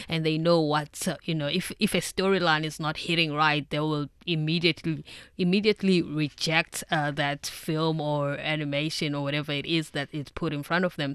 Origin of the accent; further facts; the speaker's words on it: South Africa; moved away; me as a South African